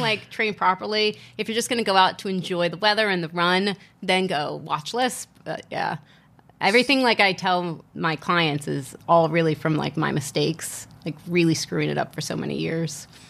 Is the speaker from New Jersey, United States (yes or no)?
no; Virginia, United States; moved away as an adult; also born or lived in Asia; now in Las Vegas, United States; growing up in Virginia, going to school, starting work in Virginia, and then living in Asia for two years